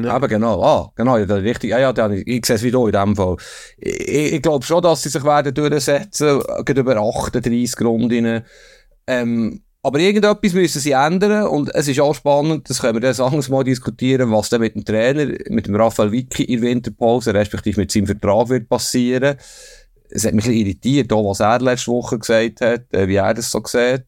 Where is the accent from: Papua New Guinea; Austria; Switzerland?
Switzerland; Bern; ich komme aus Bern